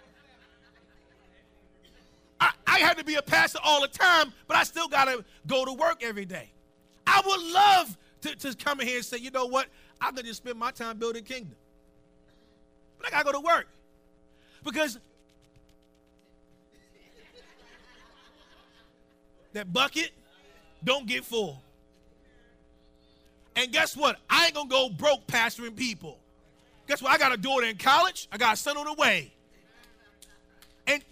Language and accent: English; Baltimore, Maryland, United States; I grew up in Upper Park Heights, right? Now, we moved up there in the late 70s